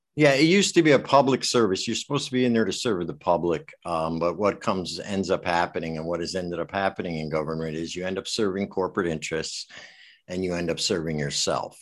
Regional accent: Westport, Connecticut, United States; I grew up in Westport

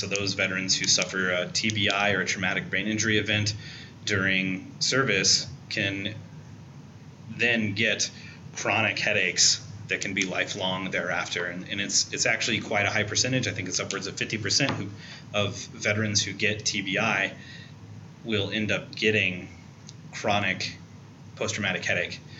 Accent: Perry, Iowa, United States; I grew up in Iowa as well, in a town called Perry, Iowa, uh, in central Iowa

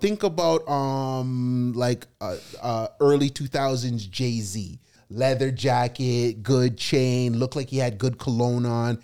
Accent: Toronto, Ontario, Canada; as a kid growing up in Toronto, surrounded by Jamaicans

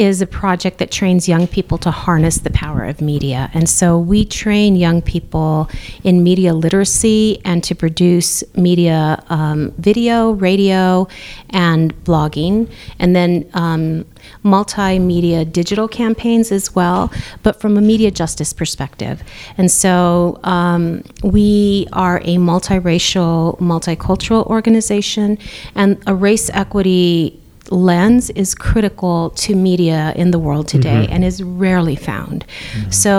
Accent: New Mexico, United States; I'm the director and founder of Generation Justice. I'm a native New Mexican Chicana

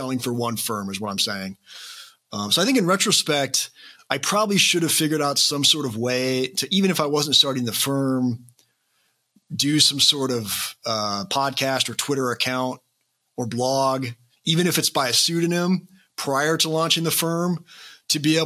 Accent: Iowa, United States; now in Kansas City, United States; I'm from the Midwest. So I grew up in Iowa, I live in Kansas City

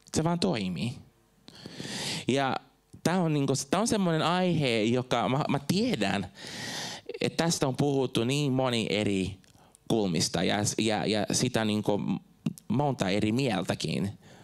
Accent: Brazil; Finnish is a second language; moved away as an adult; now in Finland; Mä oon Brasiliasta kotoisin, mä muutin tänne joskus 2006

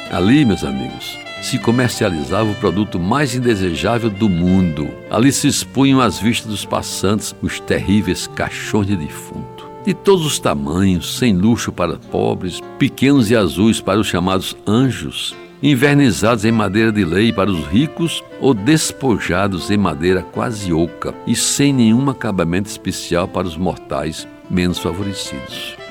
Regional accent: Brazil; algum tempo da minha infância em Jaguaribe

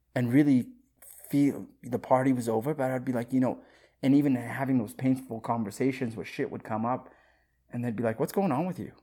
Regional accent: Saskatoon, Saskatchewan, Canada; also born or lived in Africa; I grew up in Saskatoon, Saskatchewan

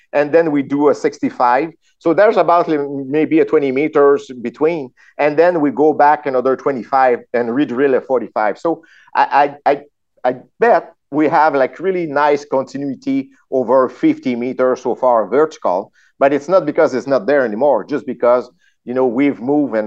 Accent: France; accent: French; English is a second language; I'm French. I'm French. Huh? You saw my my accent

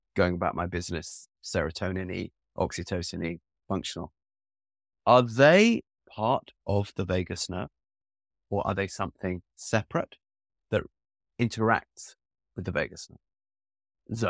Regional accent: England, United Kingdom; growing up in the type of school that I grew up with in Eng-, in England

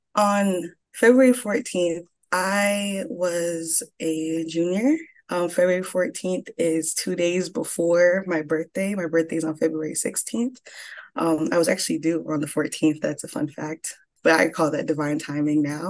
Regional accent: Broward County, South Florida, United States; also born or lived in Atlanta, Georgia; I was born in Atlanta, Georgia, raised in South Florida, Broward County

